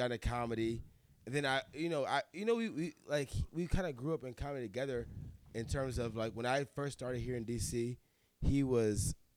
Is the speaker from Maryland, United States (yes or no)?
no; Cleveland, Ohio, United States; moved away; I'm from Cleveland, Ohio